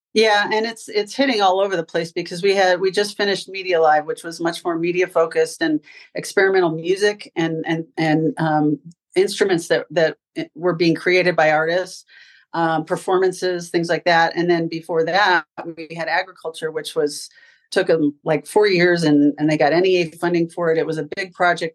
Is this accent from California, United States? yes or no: yes; California, United States; moved away as an adult; also born or lived in Ann Arbor, Michigan / Dayton, Ohio / Florida; I'm originally from California, went to UCLA to get my degree in design